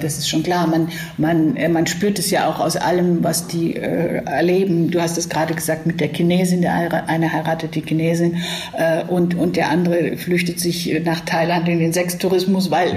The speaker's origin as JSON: {"language": "German", "region": "Southern Germany", "country": "Germany", "said": "mir als Süddeutscher"}